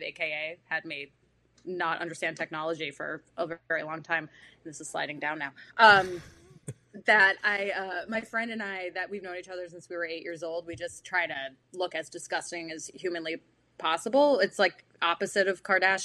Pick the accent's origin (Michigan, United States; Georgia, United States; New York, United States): New York, United States; Woodstock; I grew up in Woodstock, New York, so it's a different kind of New York